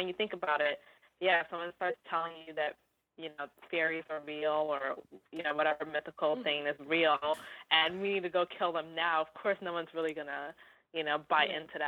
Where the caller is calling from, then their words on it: New York, United States; I'm calling from New York.